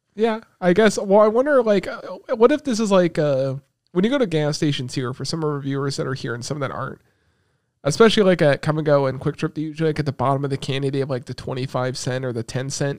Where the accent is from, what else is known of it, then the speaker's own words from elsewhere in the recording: United States; we're American